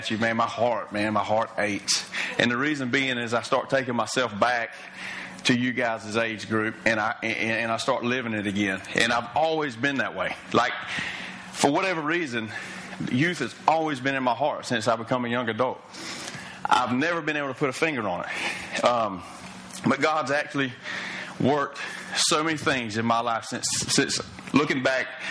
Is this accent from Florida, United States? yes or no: yes; Fernandina Beach, Florida, United States; I grew up in Ferndina, right across the bridge. I was a mighty pirate